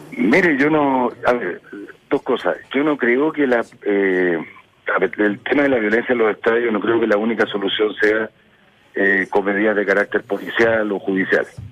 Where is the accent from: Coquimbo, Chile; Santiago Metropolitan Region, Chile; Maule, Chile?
Maule, Chile; Curicó; moved away as an adult; Yo soy nacido en Curicó, que es una tierra de ciclistas.